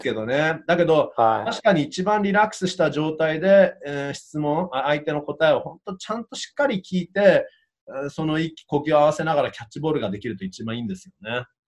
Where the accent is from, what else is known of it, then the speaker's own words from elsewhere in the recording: Canada; 自分もカナダ人なのでね